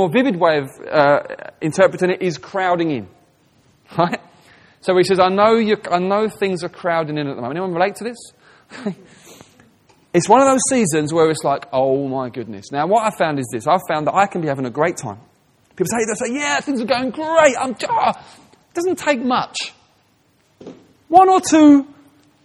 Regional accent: England, United Kingdom; I'm speaking as an English person

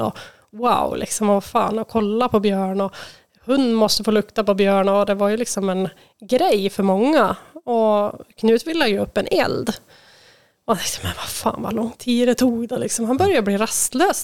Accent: Färila, Gävleborg County, Sweden; moved away as an adult; now in Hudiksvall, Sweden; där jag är uppväxt då, i Färila

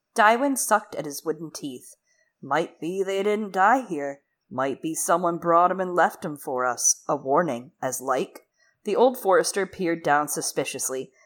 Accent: Michigan, United States; moved away; I'm originally from Michigan.

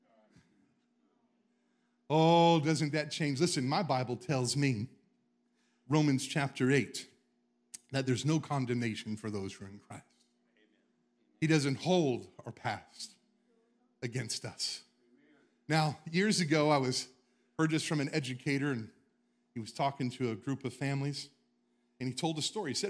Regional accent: the South, United States; I'm from the South.

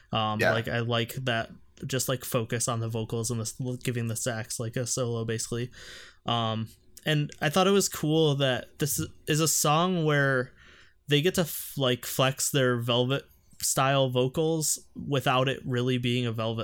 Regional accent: Detroit, Michigan, United States; growing up in Detroit and my parents listen to like Motown and stuff a lot

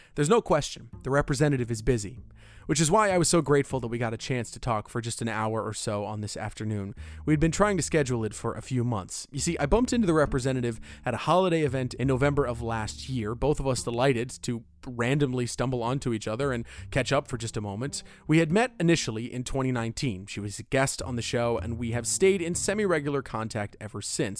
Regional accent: Orlando, Florida, United States; my hometown of Orlando

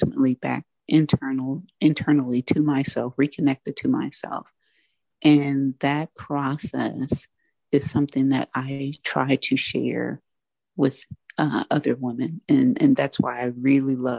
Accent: United States; I am African American, I'm Black, so I my community is Black

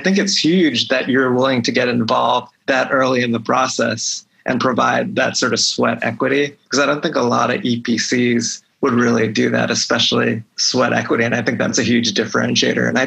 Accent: Pennsylvania, United States; also born or lived in Philadelphia; I'm happy to talk about my home state of Pennsylvania anytime

